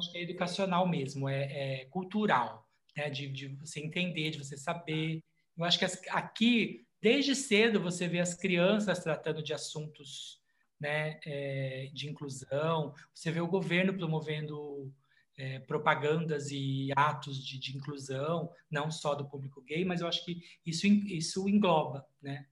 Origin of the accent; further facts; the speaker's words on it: São Paulo, Brazil; moved away as an adult; now in Sitges, Spain; eu sou brasileiro de São Paulo, Uh, vivi 50 anos em São Paulo